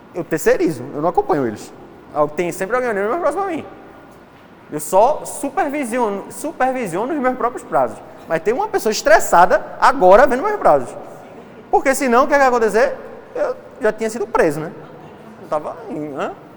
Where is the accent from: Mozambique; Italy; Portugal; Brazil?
Brazil; Recife, Pernambuco; accent: Recife; de Recife